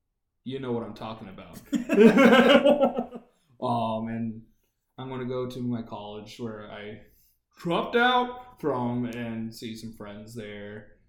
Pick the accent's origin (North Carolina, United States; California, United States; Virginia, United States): Virginia, United States; Central; born or raised there; moved away